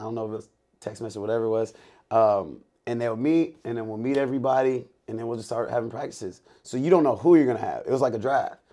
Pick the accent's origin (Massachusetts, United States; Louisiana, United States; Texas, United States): Texas, United States; Lake City; I'm from Lake City, Sa, uh, Lake City, Texas